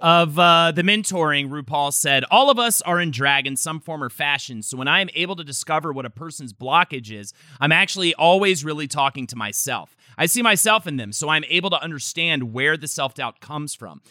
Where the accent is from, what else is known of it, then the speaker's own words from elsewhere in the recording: North Carolina, United States; moved away; growing up in North Carolina